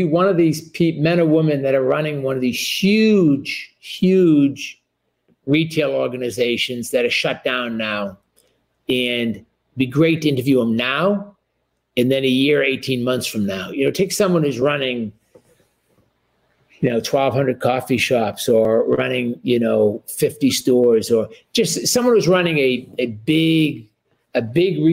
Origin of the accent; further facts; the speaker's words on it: New England, United States; I grew up in New England